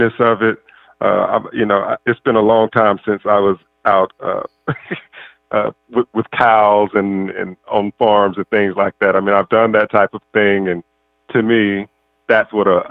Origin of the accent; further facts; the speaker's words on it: Mississippi, United States; now in California, United States; growing up in Mississippi